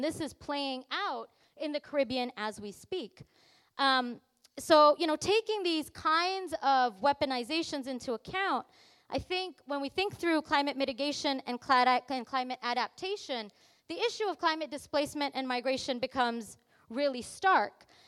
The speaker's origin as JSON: {"language": "English", "country": "Canada", "said": "when I say I'm from Canada and I'm outside of Canada"}